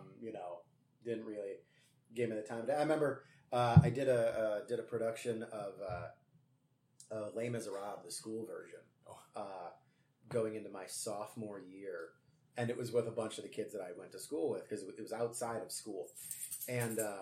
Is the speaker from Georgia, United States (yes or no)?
no; Streamwood, Illinois, United States; also born or lived in Elgin, Illinois; I was from Streamwood, but then I went to high school in Elgin at Larkin High School